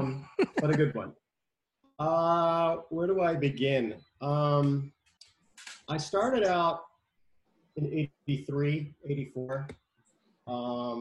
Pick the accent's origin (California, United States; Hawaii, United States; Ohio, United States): California, United States; Los Angeles; I was born and raised in Hollywood, and then I ended up here